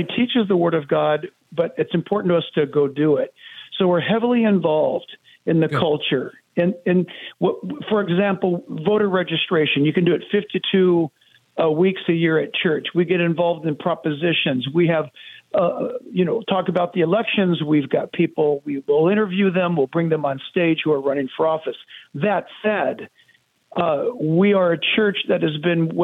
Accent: San Diego, California, United States; I'm born and raised in San Diego, California.

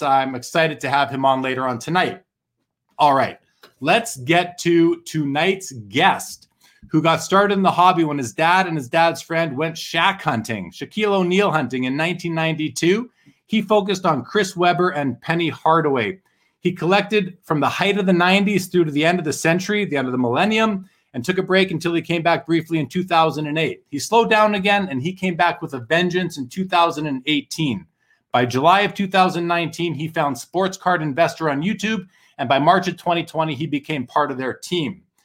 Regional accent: Winnipeg, Manitoba, Canada; born or raised there

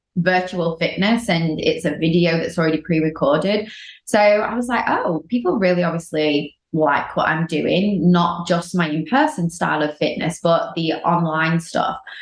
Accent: United Kingdom; now in Los Angeles, United States; I'm from the UK, living

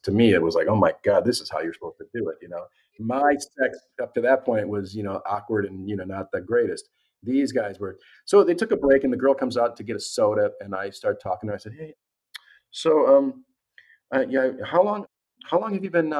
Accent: Milwaukee, Wisconsin, United States; moved away as an adult; also born or lived in California; I'm from Milwaukee

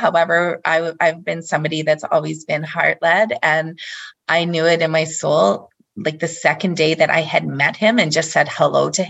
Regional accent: Canada; moved away as an adult; also born or lived in Denmark; we came back to Canada, it was to find more opportunity, just to come back closer to my family as well

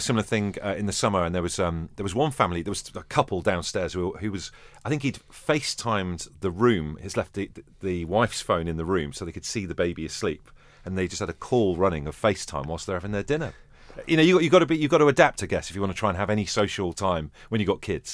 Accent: Merseyside, North West England, United Kingdom; I am from Merseyside

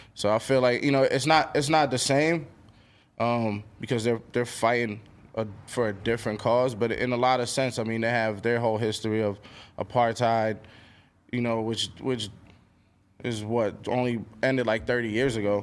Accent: New York City, New York, United States; growing up in Queens

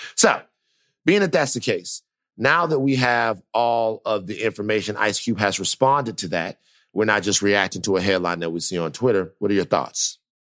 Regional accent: Louisiana, United States; moved away; I'm from Louisiana. I know how people feel down there

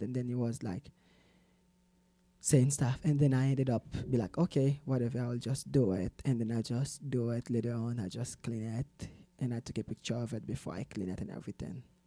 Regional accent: Salt Lake City, Utah, United States; also born or lived in Haiti; now in Provo, United States; I was born in the beautiful Caribbean, Haiti. Mm. And I grew up here in Salt Lake City, Utah.

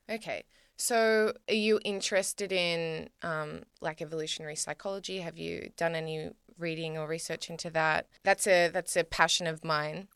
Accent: Australia; me as an Australian woman

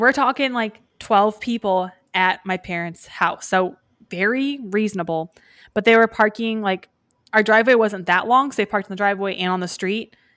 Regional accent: Pacific, Missouri, United States; I was raised in Pacific, Missouri

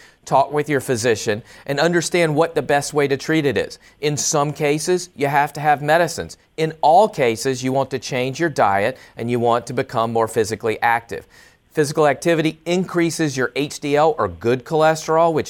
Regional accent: the South, United States; I'm from the South as well

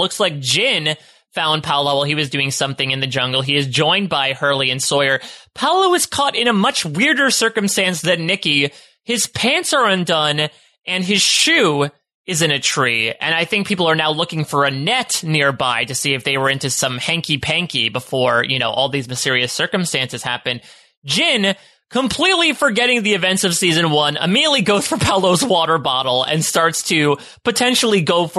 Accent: Canada; I'm Canadian, so I don't even know what a Wisconsin is.

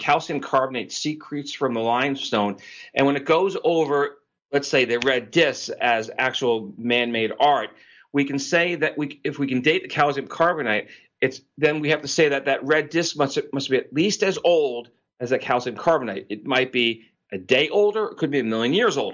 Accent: New York area, United States; I grew up in the New York area

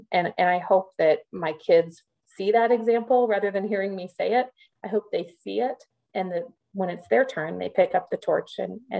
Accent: Midwest, United States; growing up as a Midwesterner and living in the South

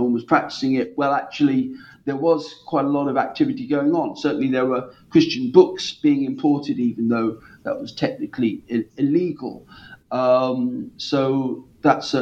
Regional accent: Norwich, East of England, United Kingdom; my hometown of Norwich

